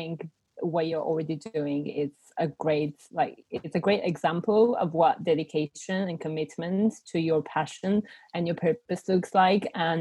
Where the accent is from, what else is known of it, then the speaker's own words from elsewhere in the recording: Bulgaria; English is a second language; moved away as an adult; now in United Kingdom; I was born and raised in Bulgaria, and I only moved to the UK when I was 19